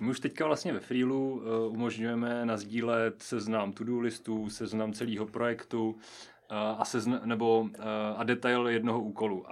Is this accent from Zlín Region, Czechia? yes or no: no; Nová Paka, Hradec Králové Region, Czechia; moved away as an adult; now in Pardubice, Czech Republic; z nové paky pocházím a hrdě se k ní hlásím